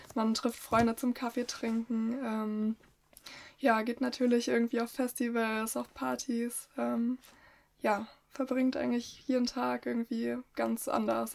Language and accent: German; Leipzig, Saxony, Germany; moved away as an adult; now in Tel Aviv, Israel; ich komme eigentlich aus Leipzig, bin 23 Jahre alt